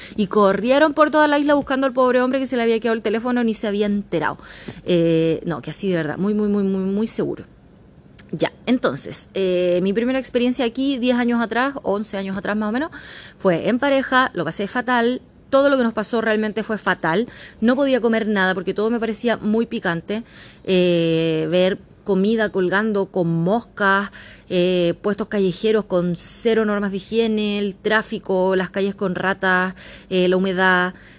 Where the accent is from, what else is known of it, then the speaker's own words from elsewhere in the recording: San Bernardo, Santiago Metropolitan Region, Chile; moved away as an adult; also born or lived in Australia; now in Thailand; soy de la zona sur, yo soy de San Bernardo que si bien es Santiago, al menos región metropolitana